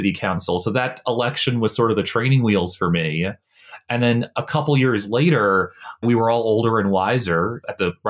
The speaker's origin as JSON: {"language": "English", "town": "Norfolk", "region": "Virginia", "country": "United States", "tie": "born or raised there", "moved": "yes", "lives_now": "Washington, D.C., United States", "said": "I grew up in a house in Norfolk"}